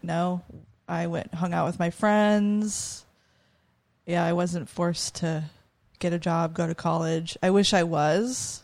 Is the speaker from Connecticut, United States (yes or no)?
no; Prescott, Arizona, United States; also born or lived in Phoenix, Arizona / Oregon; most of my life I grew up in Prescott.